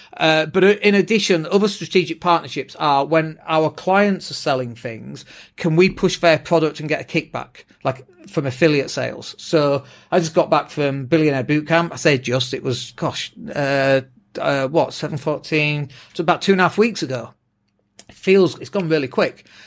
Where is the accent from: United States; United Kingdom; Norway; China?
United Kingdom; England; first language English; we're English as well, uh, like native English speakers